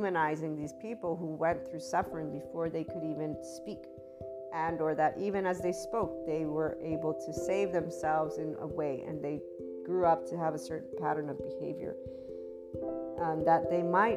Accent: United States; I am American

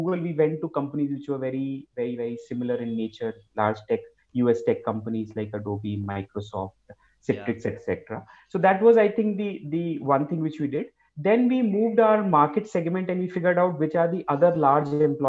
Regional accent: India; as an Indian

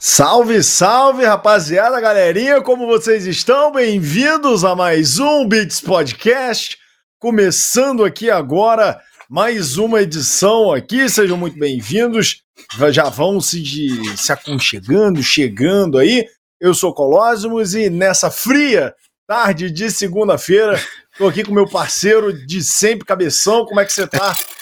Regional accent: Rio de Janeiro, Brazil; now in São Paulo, Brazil; como carioca em São Paulo

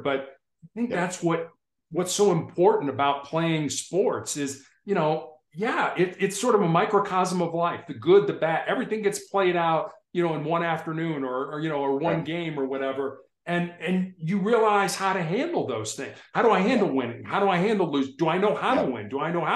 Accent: Chicago, Illinois, United States; when I was growing up in Chicago

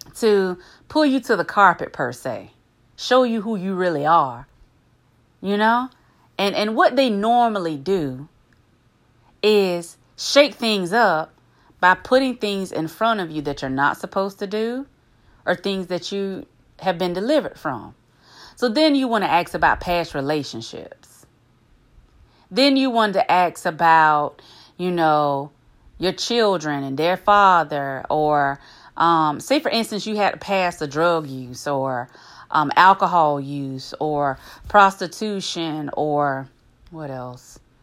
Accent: the backwoods of the South, United States; I'm from the backwoods of the South now

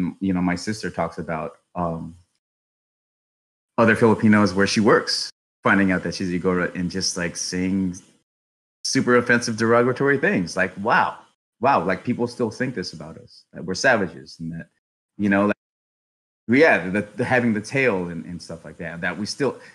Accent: Los Angeles, California, United States; I was born and raised in Los Angeles, California

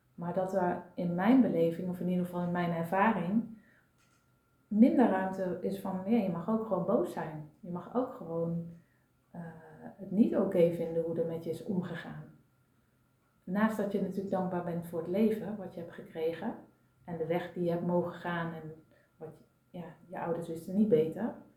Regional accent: North Brabant, Netherlands; now in Amsterdam, Netherlands; ik kom oorspronkelijk uit Brabant

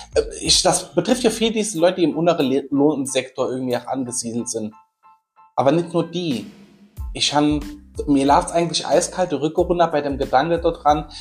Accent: Saarland, Germany; bei uns im Saarland

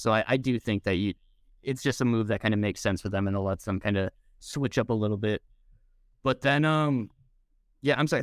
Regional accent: United States; I'm the American

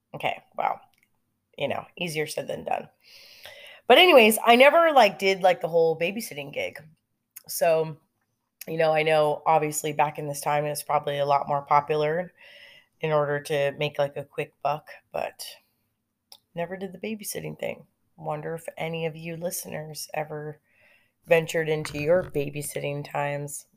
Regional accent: Lake Elsinore, California, United States; I grew up in California and I grew up in Lake Elsinore

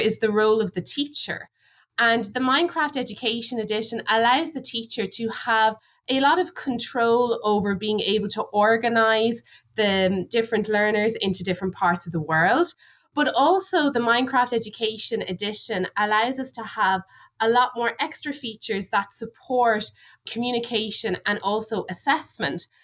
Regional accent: Ireland

